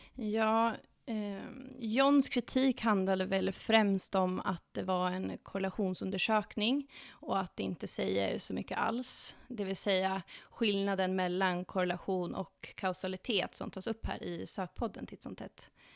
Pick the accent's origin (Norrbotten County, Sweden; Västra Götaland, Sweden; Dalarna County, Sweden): Dalarna County, Sweden; moved away as an adult; now in Stockholm, Sweden; Jag kommer från eh, Dalarna, men har bott i Stockholm i snart åtta år